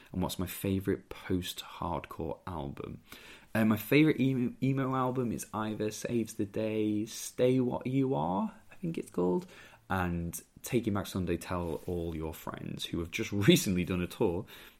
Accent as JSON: {"language": "English", "town": "Merthyr Tydfil", "region": "Wales", "country": "United Kingdom", "said": "I used to be called Welsh quite a lot because I'm from Merthyr Tydfil, despite the accent."}